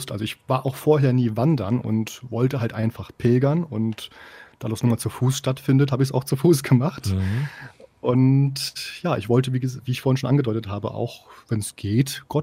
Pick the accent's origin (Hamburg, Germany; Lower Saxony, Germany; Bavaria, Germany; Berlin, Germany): Lower Saxony, Germany; Osnabrück; ich komme aus Osnabrück, vielleicht hat sich das noch nicht bis da unten hindurch äh, herumgesprochen